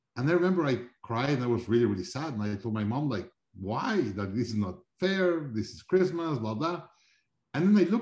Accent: Mexico City, Mexico; also born or lived in Monterrey; I grew up in Mexico, Mexico City

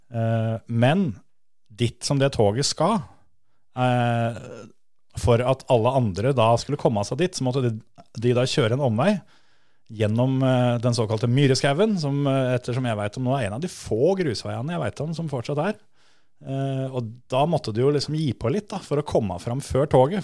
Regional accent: Vestfold, Norway; på størrelse med Fon, der vi kommer fra

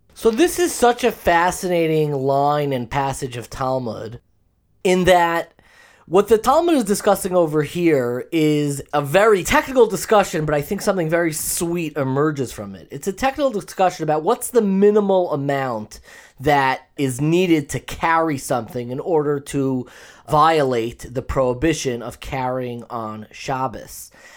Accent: Long Island, New York, United States; I grew up in Long Island

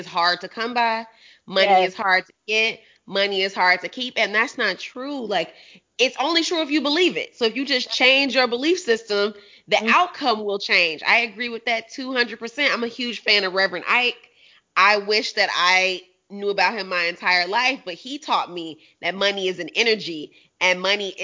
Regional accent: Chicago, Illinois, United States; I'm from 87th and Kansas, sis. I went to Bogan

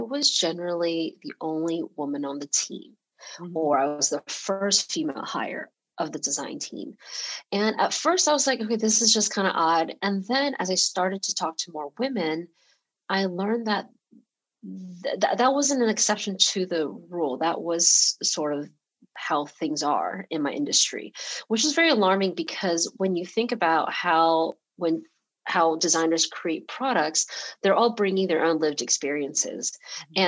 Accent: Atlanta, Georgia, United States; English is a second language; also born or lived in Taiwan; now in San Francisco, United States; I was born in Taiwan and my whole family immigrated to Atlanta, to Georgia um, when I was six years old. So English was not my first language. And I grew up in Georgia

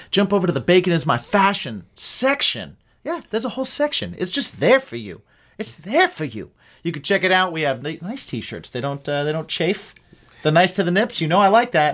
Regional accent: Ohio and Indiana, Midwest, United States; growing up in Ohio and Indiana.

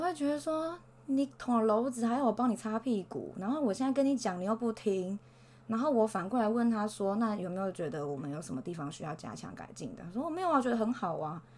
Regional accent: Taiwan; 我们台湾人学英文可能会遇到一些问题

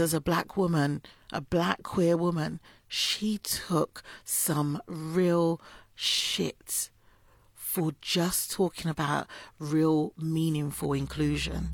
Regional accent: London, United Kingdom; I'm from Islington

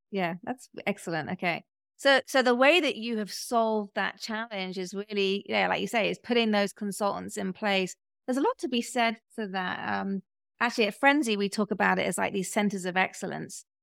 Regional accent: United Kingdom; now in United States; me being British

